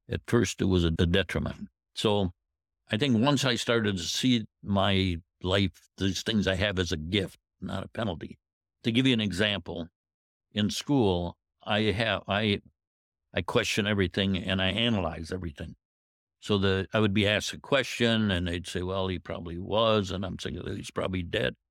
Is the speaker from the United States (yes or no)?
yes; Indiantown, Michigan, United States; I'm from Indian Town, which is, uh, in Saginaw County. I grew up on a farm